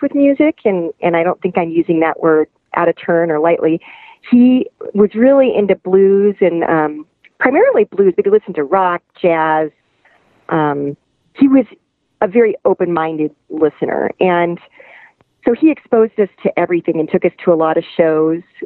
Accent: western Nebraska, United States; now in Lafayette, Colorado, United States; I'm from western Nebraska, in a kind of rural area

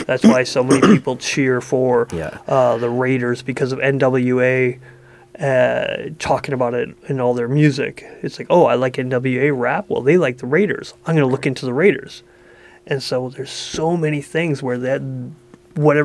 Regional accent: Saskatchewan, Canada; also born or lived in Ottawa; now in British Columbia, Canada; I grew up in Saskatchewan where we had no sports

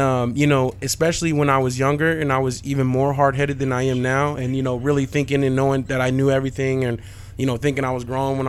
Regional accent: Valley of the Sun, Arizona, United States; I grew up here in the Valley of the Sun

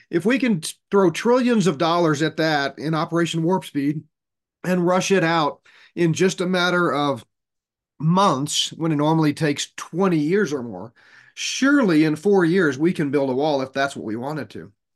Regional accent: Texas, United States; moved away as an adult; I grew up in Texas, went to high school and college in Texas.

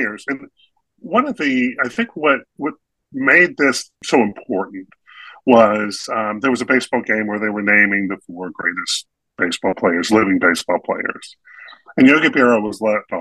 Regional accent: North Carolina, United States; a kid growing up in North Carolina

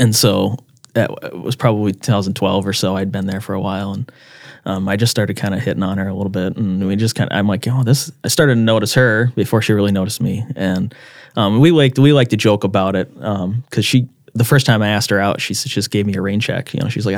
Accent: Brandon, South Dakota, United States; also born or lived in Alabama; I grew up here in Brandon, and my dad was in the military, and so we moved around a lot growing up, and we eventually settled in the Sioux Falls area

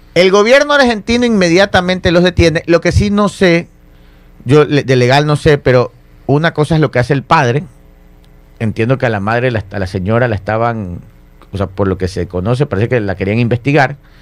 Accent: Ecuador; Uno como ecuatoriano

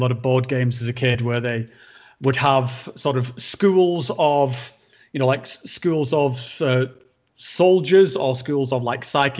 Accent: Northern England, United Kingdom; accent: Northern; my accent's beginning to drop down back into my sort of like guttural, house. like Game of Thrones-esque Northern tone

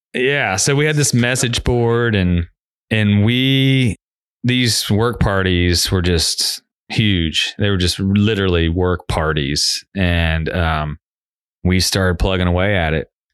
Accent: Cincinnati, Ohio, United States; now in Knoxville, United States; I grew up in Cincinnati

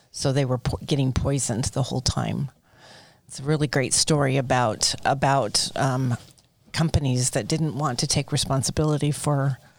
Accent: California, United States; born there; now in Utah, United States; I was born in Southern California, but I've been in Utah more than I was in California.

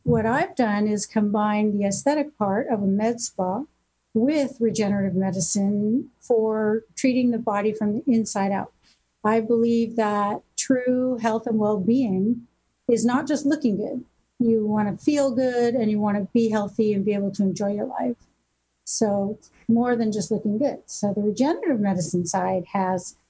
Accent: Newport Beach, California, United States; I grew up here in Newport, and my dad was a family physician

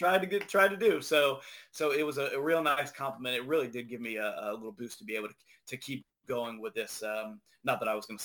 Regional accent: Ohio, United States; I grew up in Ohio

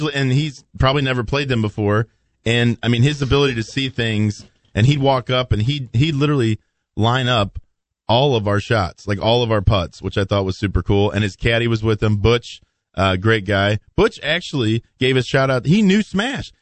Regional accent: Belleville, Illinois, United States; my hometown, Belleville, Illinois

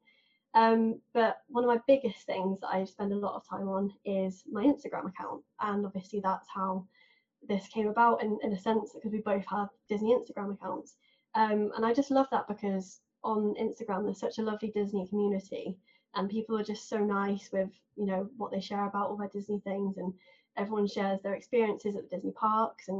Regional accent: England, United Kingdom; accent: southern; now in Manchester, United Kingdom; I actually live in Manchester, but as you can probably tell by my accent, I'm not from the north. I used to live in the south and that's where I was born. So I'm now a city person, used to live in a seaside town.

